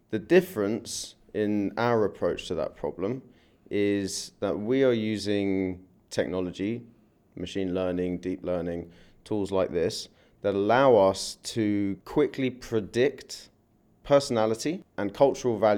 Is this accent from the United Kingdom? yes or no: yes; London, United Kingdom; moved away as an adult; I came from London nearly eight years ago.